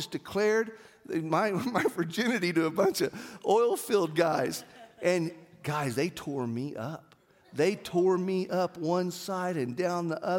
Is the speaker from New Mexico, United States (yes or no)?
yes; Artesia, New Mexico, United States; growing up in Artesia and my dad being purchasing manager for Yates Petroleum